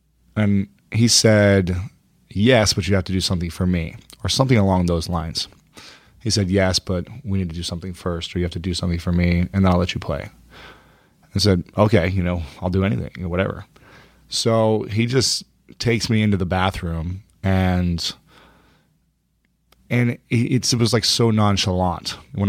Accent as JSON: {"language": "English", "region": "Ohio", "country": "United States", "tie": "born or raised there", "said": "Yeah. Ohio."}